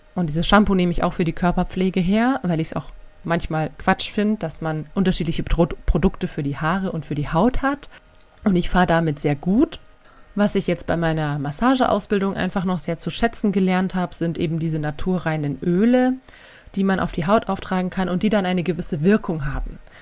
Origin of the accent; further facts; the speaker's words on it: Germany; bei uns in Deutschland